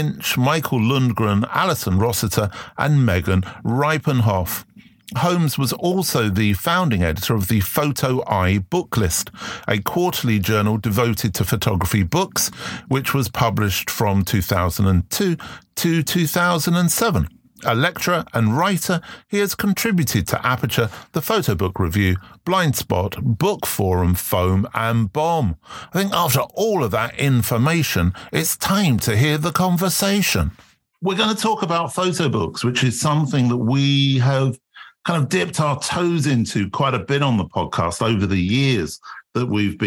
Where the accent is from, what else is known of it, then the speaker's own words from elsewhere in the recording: England, United Kingdom; with being English.